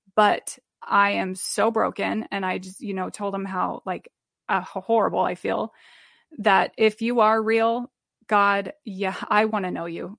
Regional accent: Omaha, Nebraska, United States; now in Iowa, United States; I'm from Omaha, Nebraska, and I live in Iowa

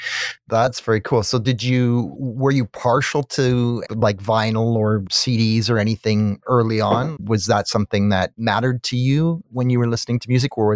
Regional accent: Salt Spring Island, British Columbia, Canada; also born or lived in South Africa; I was born in South Africa. I grew up on Salt Spring Island.

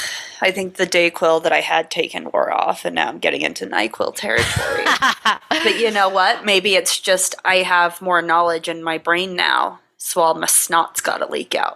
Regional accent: Utah, United States; As someone who was taught, like, the history of Mormonism as part of my education growing up in Utah

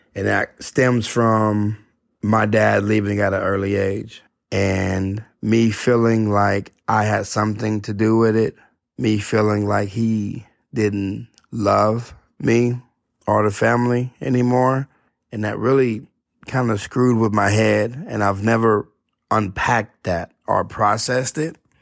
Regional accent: Odessa, Texas, United States; Never been out of Odessa

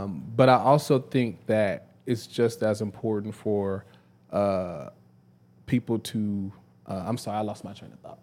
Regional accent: Dallas, Texas, United States; moved away as an adult; also born or lived in Prairie View, Texas; now in Memphis, United States; I'm from Dallas, uh, Dallas, Texas.

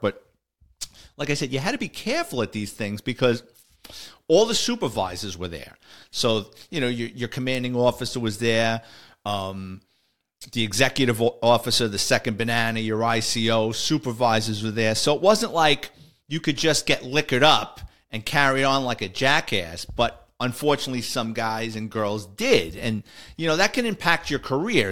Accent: New York City, New York, United States; growing up in the Bronx.

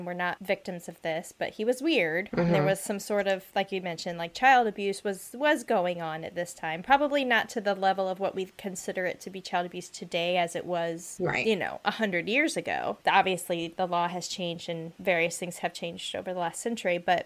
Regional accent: upstate New York, United States; moved away; also born or lived in Waterloo; I've just come accustomed to saying I was born in upstate New York

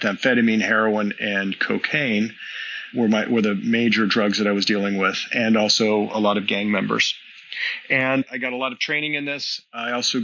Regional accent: Southern California, United States; I'm from Southern California, which is California is the home to cannabis. Was not a big deal back in the 80s when I was in high school

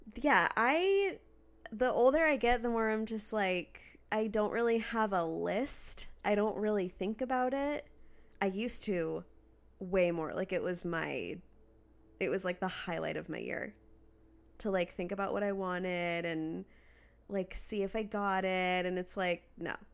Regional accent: Redmond, Washington, United States; when I was growing up in Washington

